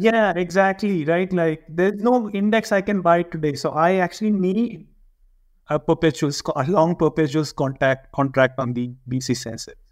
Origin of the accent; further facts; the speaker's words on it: India; now in Switzerland; being an Indian